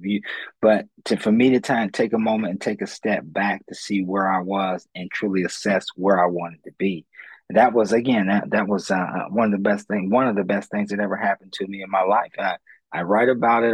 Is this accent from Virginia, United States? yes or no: no; Columbus, Ohio, United States; I'm born and raised in Columbus, Ohio